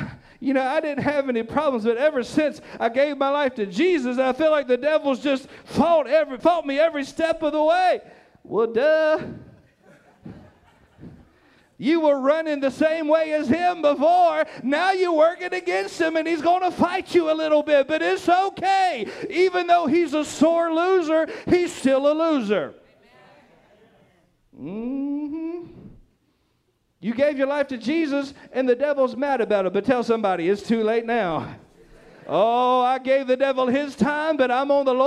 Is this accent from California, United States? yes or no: no; Nash County, North Carolina, United States; where I grew up in Nash County